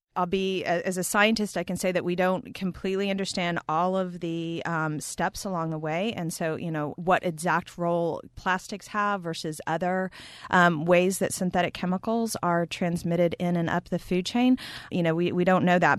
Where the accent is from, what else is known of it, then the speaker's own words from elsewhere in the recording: Texas, United States; also born or lived in Montana; now in upstate New York, United States; I'm from Texas, um, in the United States